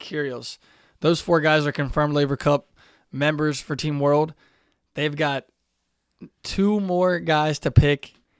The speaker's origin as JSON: {"language": "English", "town": "Cincinnati", "region": "Ohio", "country": "United States", "said": "we're from Cincinnati"}